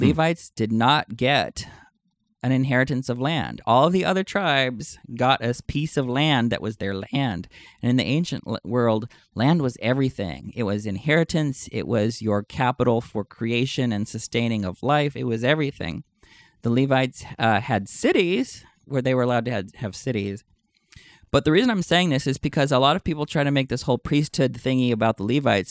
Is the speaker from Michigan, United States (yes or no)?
no; Texas, United States; In my home state of Texas